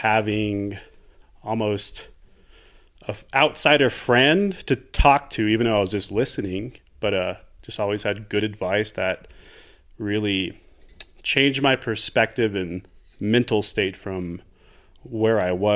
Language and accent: English; El Paso, Texas, United States; now in Santa Fe, United States; I grew up in the Southwest, but grew up in Texas.